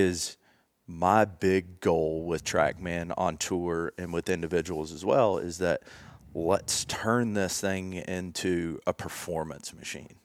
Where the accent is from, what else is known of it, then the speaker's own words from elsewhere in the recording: Jackson, Tennessee, United States; grew up in Jackson, Tennessee